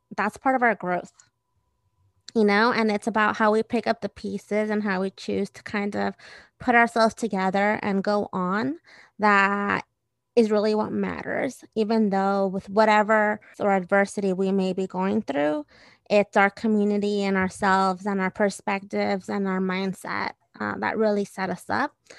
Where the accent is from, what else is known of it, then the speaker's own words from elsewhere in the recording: Redwood City, California, United States; also born or lived in Guadalajara, Jalisco, Mexico / San Mateo; I grew up in the peninsula. So I did a lot of my first schooling in San Mateo and Redwood City.